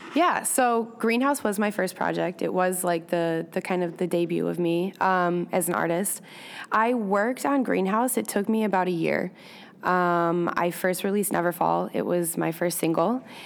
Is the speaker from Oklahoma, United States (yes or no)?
no; Michigan, United States; now in Chicago, United States; I'm originally from Michigan.